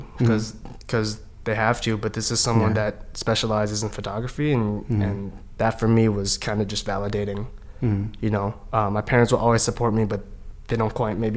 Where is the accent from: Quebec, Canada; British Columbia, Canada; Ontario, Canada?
British Columbia, Canada; Vancouver; they came from the Philippines to Canada, where I grew up in Vancouver